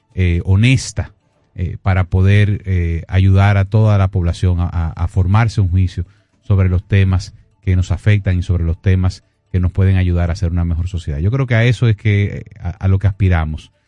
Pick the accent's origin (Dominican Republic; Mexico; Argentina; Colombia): Dominican Republic; nosotros eh, como, dominicanos